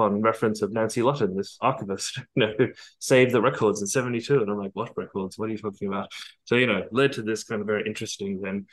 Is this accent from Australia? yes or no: yes; Australia